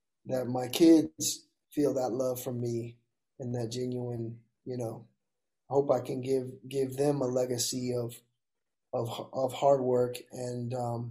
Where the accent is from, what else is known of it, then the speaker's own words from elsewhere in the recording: Mobile, Alabama, United States; I'm from Mobile, so my mom makes the meanest gumbo